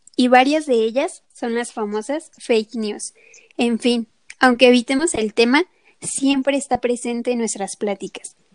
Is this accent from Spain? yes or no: no; Mexico; así somos los mexicanos